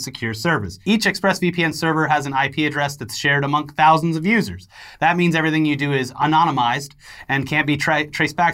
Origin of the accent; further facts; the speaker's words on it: Florida, United States; in my hometown in Florida